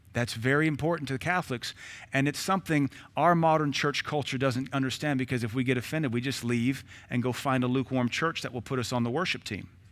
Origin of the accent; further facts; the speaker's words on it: United States; I am an American citizen. I was born in nineteen seventy-six.